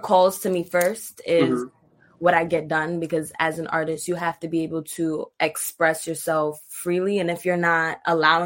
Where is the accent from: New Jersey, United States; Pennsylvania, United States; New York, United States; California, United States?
New York, United States; New York City; growing up in Brooklyn, going to school. I went to Brooklyn High School of the Arts